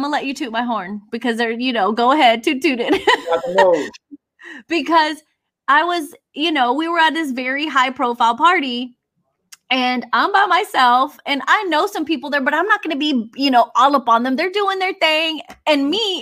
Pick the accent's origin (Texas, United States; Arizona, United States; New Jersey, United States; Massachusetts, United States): Texas, United States; Houston; I'm Mexican American from Southwest Houston.